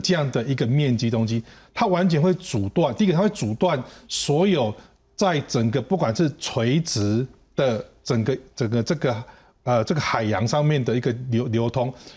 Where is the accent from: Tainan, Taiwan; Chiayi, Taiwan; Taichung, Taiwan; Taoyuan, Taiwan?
Taichung, Taiwan; moved away; 我本身来自台中是。那我的家人，我的父母八十几岁了，然后我的，我的兄弟姐妹都是住在台中